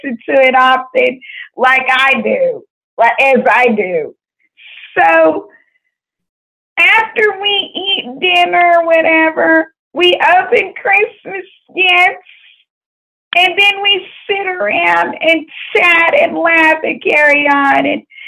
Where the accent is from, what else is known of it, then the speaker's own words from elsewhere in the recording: Waco, Texas, United States; moved away; also born or lived in Fort Worth, Texas; when I was growing up, I was born originally from Waco, Texas, but I came to Fort Worth in the year of 1997